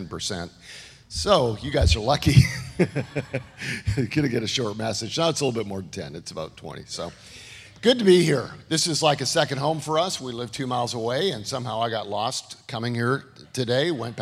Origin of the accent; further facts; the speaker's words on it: Canada; moved away; This is Canada. This is where I grew up